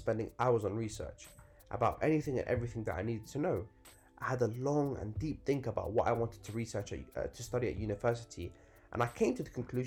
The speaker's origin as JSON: {"language": "English", "town": "Northolt", "region": "London", "country": "United Kingdom", "tie": "born or raised there", "said": "growing up in Northolt"}